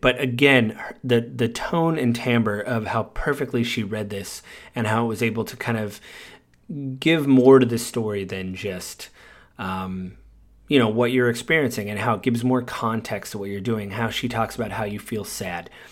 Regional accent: United States; I'm American

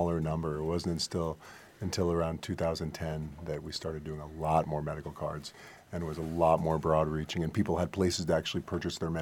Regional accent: New York City, New York, United States; moved away as an adult; now in Colorado, United States; I'm from Manhattan

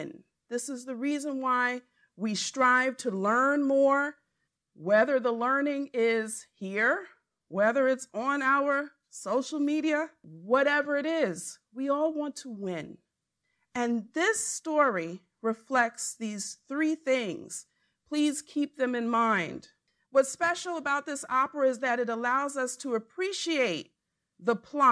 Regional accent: Hempstead, New York, United States; where I was raised in Hempstead, New York

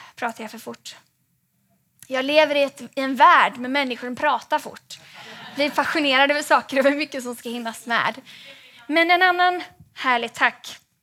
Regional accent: Gothenburg, Västra Götaland, Sweden; now in Stockholm, Sweden; jag är från Göteborg från början

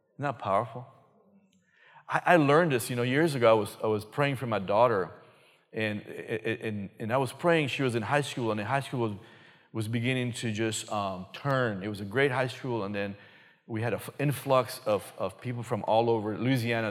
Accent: Belize; moved away; originally, me and my wife from a little country called Belize, previously known as British Honduras

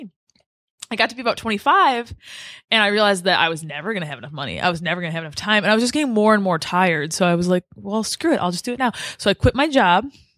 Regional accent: Detroit, Michigan, United States; also born or lived in Lansing; I grew up in Metro Detroit

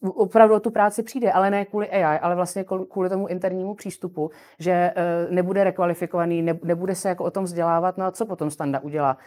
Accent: Czechia; u nás v Čechách

